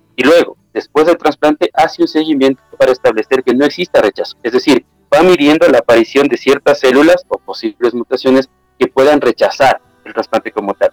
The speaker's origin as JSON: {"language": "Spanish", "country": "Ecuador", "also_born_or_lived": "Ambato / Quito", "said": "en mi país, en Ecuador"}